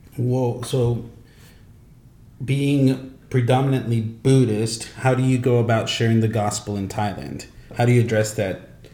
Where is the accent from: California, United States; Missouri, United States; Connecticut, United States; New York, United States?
California, United States; where I grew up in California